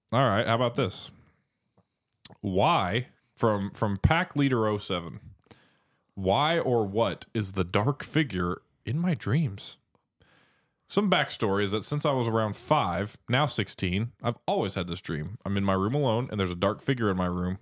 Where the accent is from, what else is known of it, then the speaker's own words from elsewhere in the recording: Seattle, Washington, United States; I was born in Seattle. I'm an American